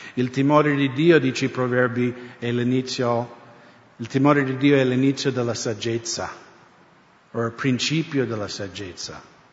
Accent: United States; now in Italy; Io crescendo negli Stati Uniti

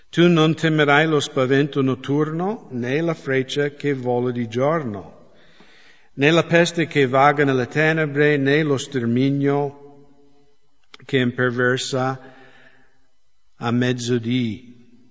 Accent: United States; now in Italy; dalle mie parti negli Stati Uniti

